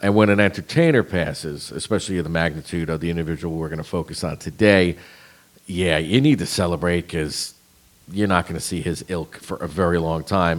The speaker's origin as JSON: {"language": "English", "region": "New Jersey", "country": "United States", "tie": "born or raised there", "said": "where I grew up in Jersey"}